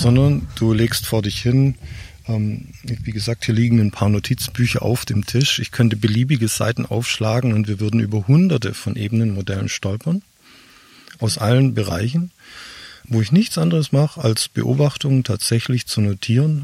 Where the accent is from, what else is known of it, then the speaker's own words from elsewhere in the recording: Swabia, Germany; Ich komme aus dem Schwabenland, denen wird ja äh, Geiz vorgeworfen